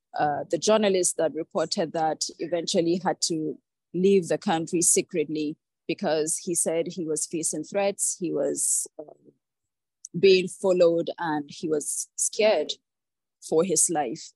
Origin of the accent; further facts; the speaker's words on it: Nigeria; growing up in Nigeria